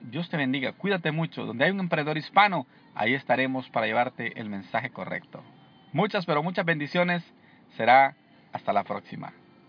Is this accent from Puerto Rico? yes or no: no; El Salvador; moved away; en mi país, en El Salvador